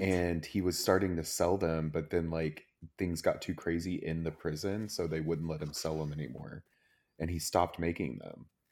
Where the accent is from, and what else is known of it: Plano, Texas, United States